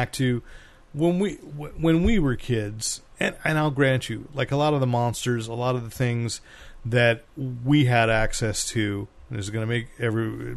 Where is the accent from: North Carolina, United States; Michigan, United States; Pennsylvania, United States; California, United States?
California, United States; Bay Area; I was 11 years old, growing up in the Bay Area